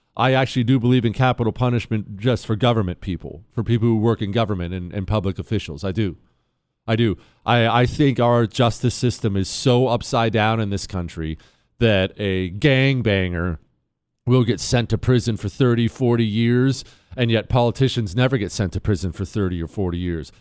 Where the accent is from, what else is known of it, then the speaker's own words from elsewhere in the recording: Ohio, United States; I was born in Ohio, right on the Ohio River